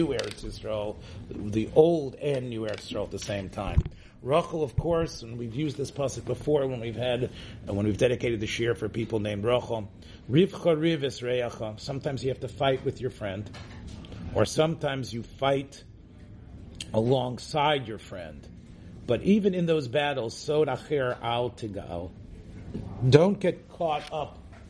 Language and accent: English; Memphis, Tennessee, United States; I grew up in Memphis, Tennessee